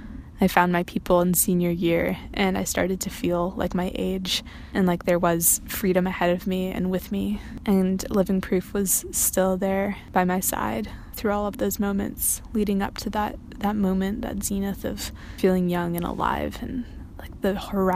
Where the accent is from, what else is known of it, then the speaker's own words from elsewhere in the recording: New England, United States; also born or lived in Massachusetts / Colorado / Vermont; now in Squamish, Canada; I grew up in New England, and I went to high school in three different states, Massachusetts, Colorado, and Vermont.